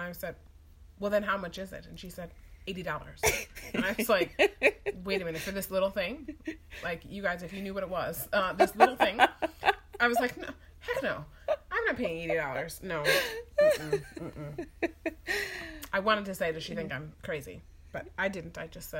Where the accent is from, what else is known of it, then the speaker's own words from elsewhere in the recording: Midwest, United States; accent: Midwest; I feel like we're in the Midwest. I'm sure you can tell by the way that I talk. This is the Midwest, in the Central time zone.